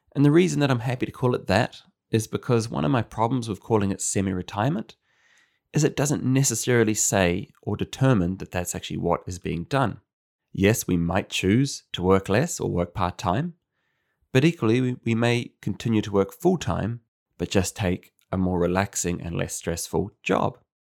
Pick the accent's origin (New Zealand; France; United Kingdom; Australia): New Zealand; moved away; As a New Zealander